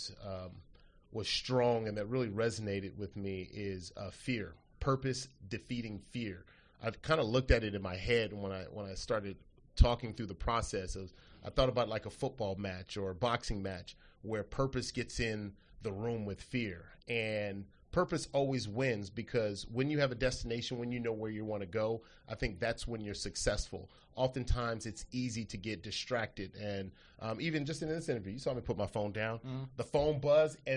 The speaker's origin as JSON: {"language": "English", "town": "Los Angeles", "region": "California", "country": "United States", "tie": "born or raised there", "said": "growing up in South Central Los Angeles"}